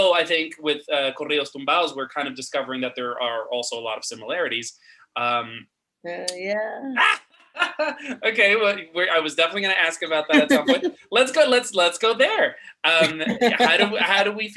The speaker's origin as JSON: {"language": "English", "country": "Dominican Republic", "tie": "born or raised there", "moved": "yes", "lives_now": "New York, United States", "said": "I grew up in Dominican Republic, and on the radio, Mexican music dominates"}